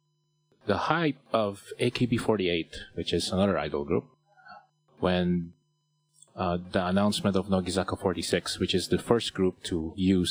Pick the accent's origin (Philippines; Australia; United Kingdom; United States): Philippines; accent: Tagalog; My Tagalog accent is coming out.